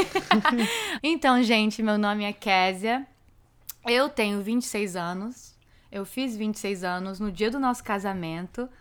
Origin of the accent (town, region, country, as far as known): South Florida, United States; born or raised there; also born or lived in Framingham, Massachusetts